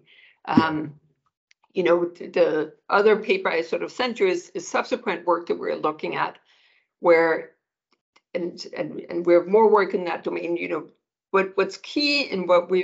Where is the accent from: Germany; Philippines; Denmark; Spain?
Denmark; moved away as an adult; now in United States; I'm born and raised in Denmark